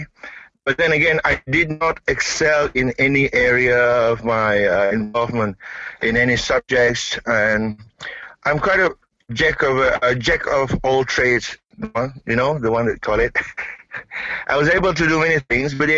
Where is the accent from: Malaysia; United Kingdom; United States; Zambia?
Malaysia; East Malaysia; I'm from Malaysia.